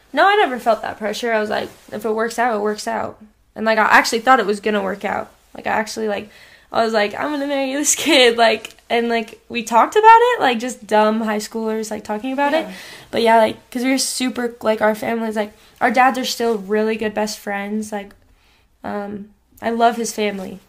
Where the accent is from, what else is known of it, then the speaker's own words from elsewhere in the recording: Idaho, United States; also born or lived in Rigby, Idaho; I was born in Idaho Falls, yeah, and then um I lived in the same house in Rigby with my mom and dad